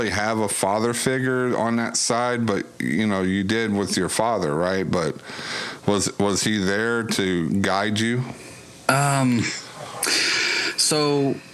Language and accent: English; Norwood, Ohio, United States; I grew up in Cincinnati, specifically in Norwood, Ohio.